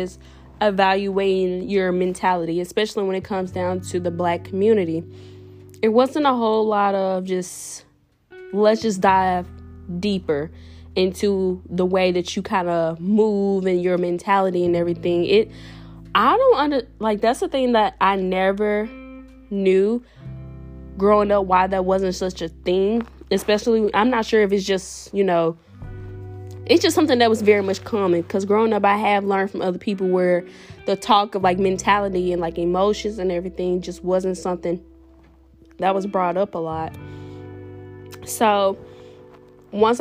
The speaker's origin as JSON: {"language": "English", "town": "Jackson", "region": "Mississippi", "country": "United States", "said": "I'm originally from Jackson, Mississippi"}